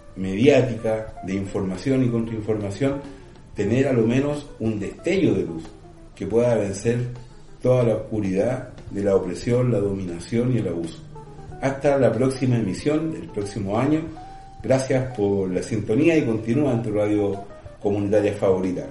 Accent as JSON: {"language": "Spanish", "country": "Chile", "said": "nuestro país"}